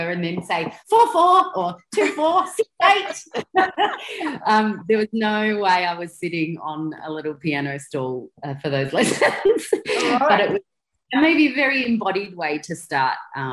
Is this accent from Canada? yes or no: no; Barossa Valley, South Australia, Australia; also born or lived in Pinnaroo, South Australia; I grew up there on a sheep farm with my three siblings and my parents until I was seven. And then for lots of reasons, we moved to the Barossa Valley.